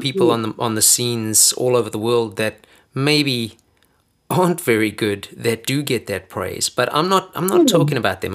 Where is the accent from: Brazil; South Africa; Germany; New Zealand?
South Africa; moved away; I've lived longer out of South Africa than I've ever lived in South Africa.